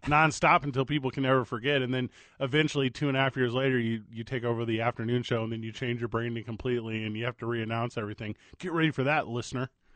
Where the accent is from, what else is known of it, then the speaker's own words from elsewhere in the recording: St. Louis, Missouri, United States; now in Albuquerque, United States; Live from my hometown of Saint Louis, Missouri